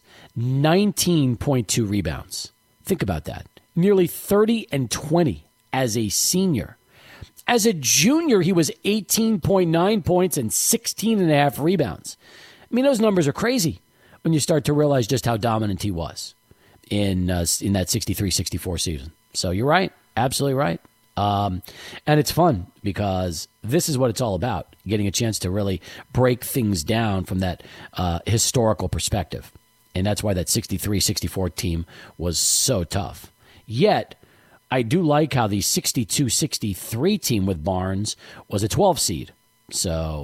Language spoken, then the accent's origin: English; El Paso, Texas, United States; also born or lived in New York; we moved here in 78